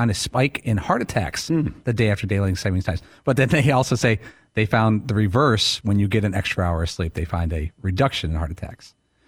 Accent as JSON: {"language": "English", "region": "Midwest", "country": "United States", "said": "This might be a real dumb question because I'm from the Midwest."}